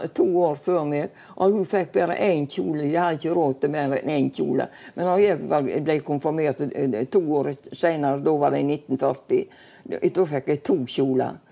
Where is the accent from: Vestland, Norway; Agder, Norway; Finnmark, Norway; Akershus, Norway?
Vestland, Norway; Bømlo; also born or lived in Stord; now in Kaldestad, Norway; Jeg kom fra Bømlo, ja. Håvik